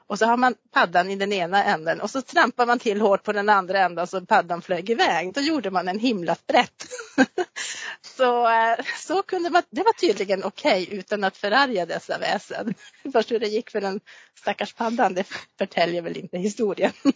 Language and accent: Swedish; Gammelstad, Norrbotten County, Sweden; jag är uppvuxen i Gammelstad också